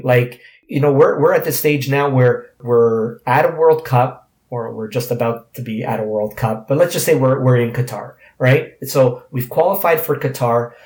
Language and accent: English; Canada; as Canadian players